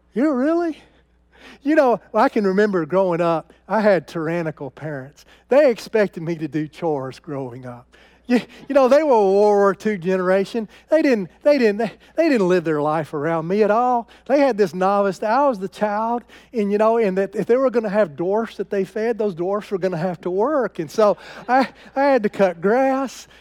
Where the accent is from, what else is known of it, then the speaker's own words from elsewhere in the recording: United States; I am an American